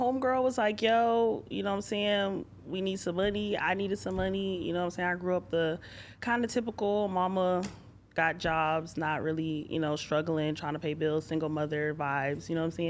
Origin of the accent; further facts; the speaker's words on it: Broward County, Florida, United States; I'm from Broward County